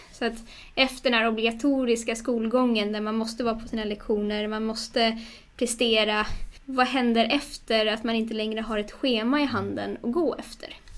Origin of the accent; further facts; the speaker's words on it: Stockholm, Stockholm County, Sweden; moved away; Jag är ju från Stockholm ursprungligen men eh, har rotat mig mer och mer i Stockholm igen efter några år därifrån.